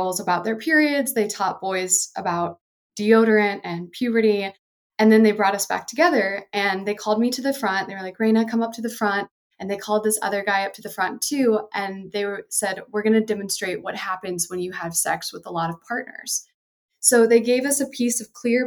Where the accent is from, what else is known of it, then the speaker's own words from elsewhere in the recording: the Bible Belt, United States; I grew up in the Bible Belt in the 90s